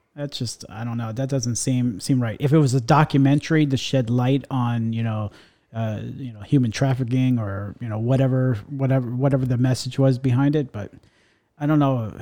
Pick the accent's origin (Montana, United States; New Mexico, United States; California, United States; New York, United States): New York, United States; New York area, United States; now in Florida, United States; I grew up in the New York area